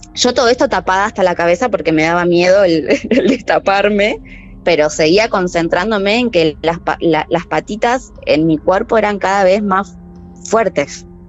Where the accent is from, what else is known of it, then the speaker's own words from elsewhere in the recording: Merlo, Buenos Aires Province, Argentina; Soy de Merlo, Buenos Aires.